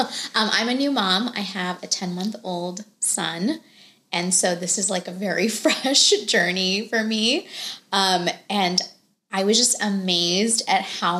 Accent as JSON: {"language": "English", "country": "India", "said": "I think so much pressure societally, and then me being Indian, definitely a cultural aspect to it, right?"}